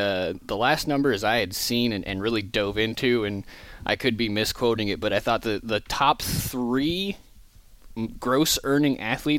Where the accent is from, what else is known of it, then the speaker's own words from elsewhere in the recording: Kansas City, Missouri, United States; So I was born and raised in Kansas City, Missouri, on the Missouri side of state line.